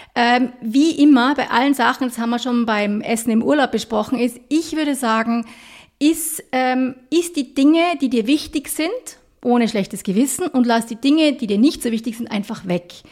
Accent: Austria; wir als Österreicher

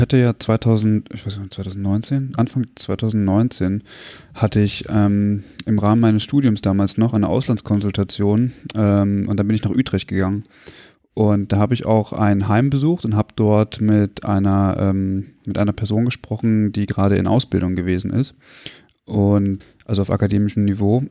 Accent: Germany; das ist genauso wie bei uns in Deutschland

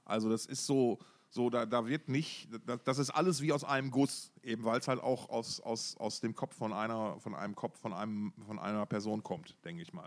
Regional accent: Essen, North Rhine-Westphalia, Germany; meiner Heimatstadt Essen

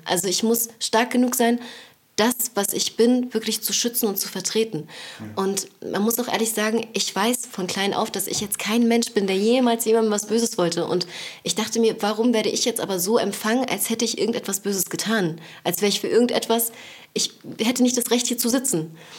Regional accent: Berlin, Germany; born or raised there; also born or lived in Neukölln, Berlin

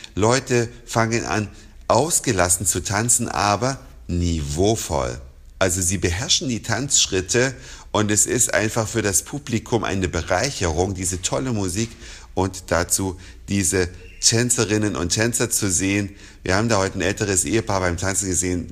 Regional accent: Germany; bei uns in Deutschland

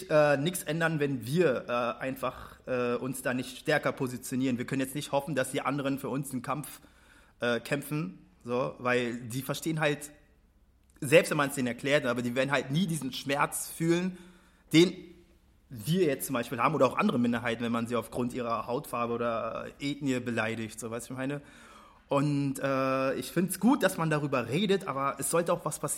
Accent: Berlin, Germany; Ja, ich komme hier aus dem Wedding.

